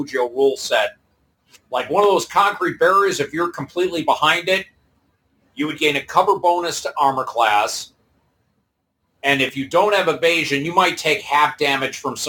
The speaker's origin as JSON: {"language": "English", "town": "Detroit", "region": "Michigan", "country": "United States", "said": "I'm from the Detroit area. We have two seasons, winter and construction."}